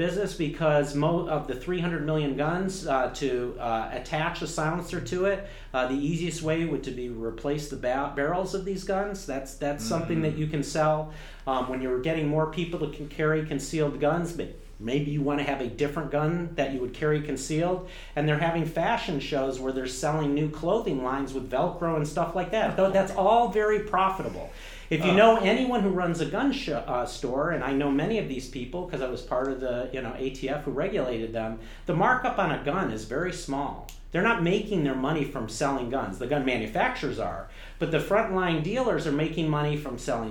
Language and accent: English; Detroit, Michigan, United States; I grew up in Michigan